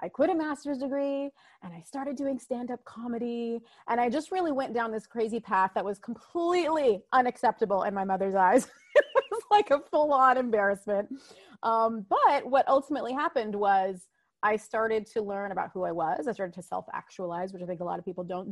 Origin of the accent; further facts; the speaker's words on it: United States; I am a first generation American, meaning my mom and dad immigrated here and then I was born here in America